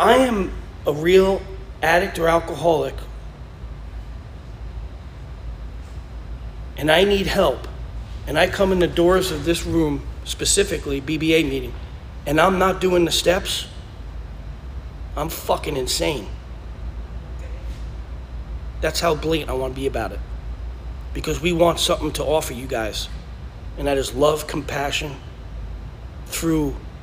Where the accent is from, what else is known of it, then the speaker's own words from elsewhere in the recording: New York, United States; moved away; I'm from New York.